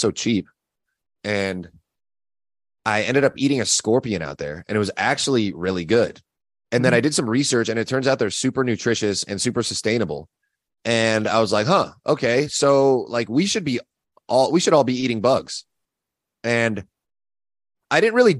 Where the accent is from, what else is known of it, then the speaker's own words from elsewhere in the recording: Orange County, California, United States; moved away as an adult; also born or lived in Los Angeles, California; now in Austin, United States; I was originally from Orange County